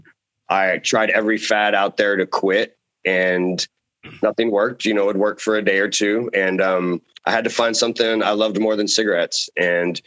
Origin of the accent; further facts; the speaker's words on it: San Antonio, Texas, United States; moved away as an adult; also born or lived in Denver, Colorado / Oregon; now in Dyersburg, United States; growing up in San Antonio, it's the ninth biggest city in the nation. So it's a big city I grew up